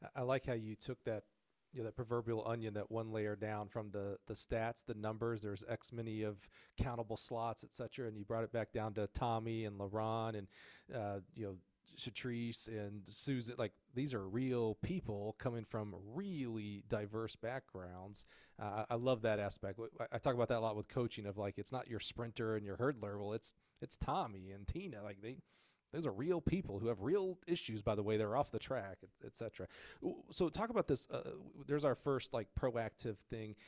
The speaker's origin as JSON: {"language": "English", "region": "Alabama", "country": "United States", "moved": "yes", "said": "I was from Alabama"}